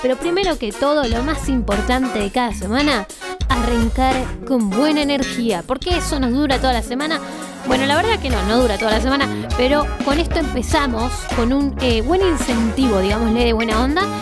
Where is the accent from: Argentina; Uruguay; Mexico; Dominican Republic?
Argentina; Bariloche, Río Negro; soy de Bariloche.